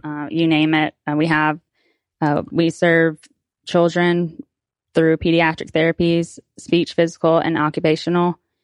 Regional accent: Pensacola, Florida, United States; I'm from Pensacola

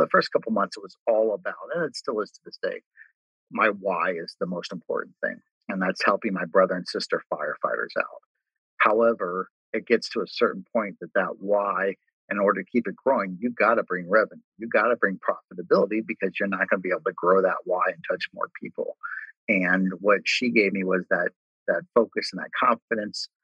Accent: Cincinnati, Ohio, United States; I grew up in Cincinnati, lived my entire life in Cincinnati

